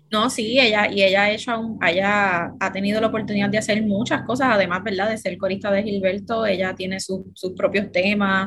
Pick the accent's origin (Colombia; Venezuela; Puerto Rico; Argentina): Puerto Rico; Gurabo; soy del pueblo de Gurabo, Puerto Rico